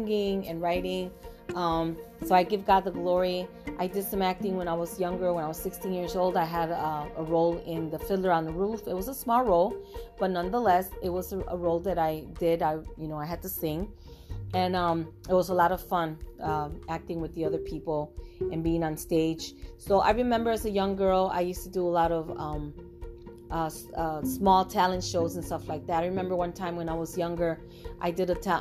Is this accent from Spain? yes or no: no; Puerto Rico; first language Spanish; English is a second language; now in United States; I was born and raised in Puerto Rico